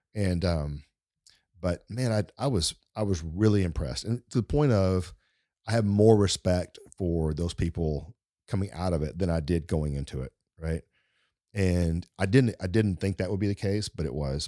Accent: East Texas, United States; accent: East Texas Deep Woods accent; I'm from East Texas and I'm not from fancy big, big places

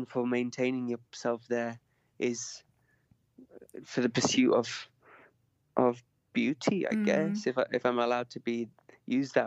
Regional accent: the north of England, United Kingdom; I'm Northern English

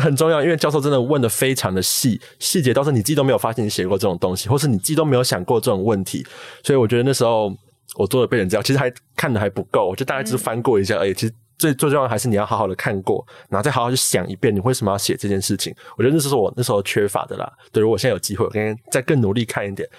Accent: Taipei, Taiwan; 高中就读的是台北的国立政大附中

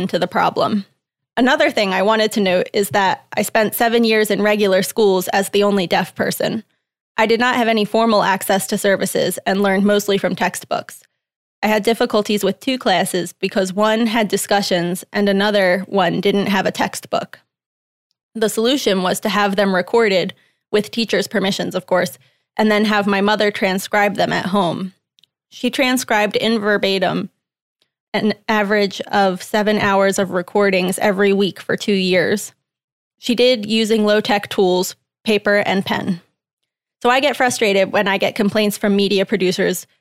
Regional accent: Russia; first language Russian; English is a second language; moved away as an adult; I'm originally from Russia, so my first language is Russian.

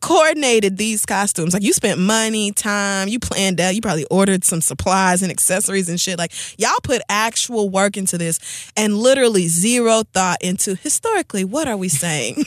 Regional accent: Oklahoma, United States; I grew up in Oklahoma

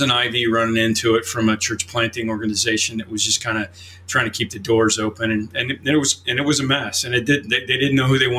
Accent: Oklahoma, United States; moved away as an adult; now in Chicago, United States; I grew up in Oklahoma

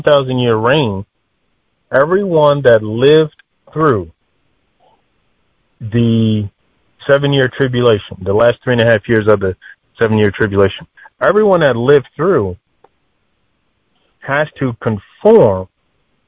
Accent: Delaware, United States; I'm from the United States, East Coast, Delaware

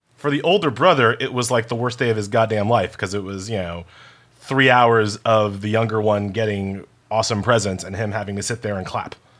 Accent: New York, United States; I'm from New York

